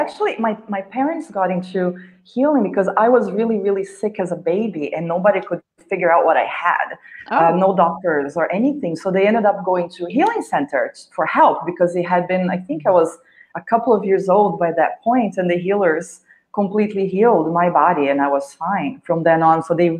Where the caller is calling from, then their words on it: India; Yes. I am calling in from India.